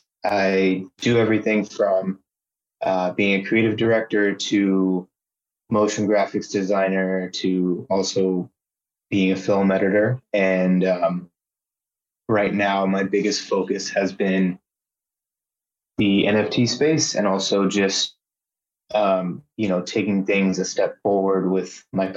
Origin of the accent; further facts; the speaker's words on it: Texas, United States; I grew up in Texas